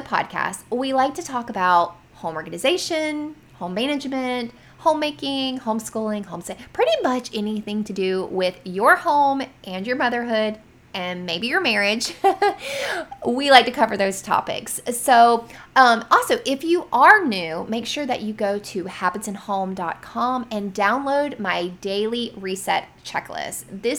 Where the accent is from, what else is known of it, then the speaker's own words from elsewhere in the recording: Florida, United States; living in my home state of Florida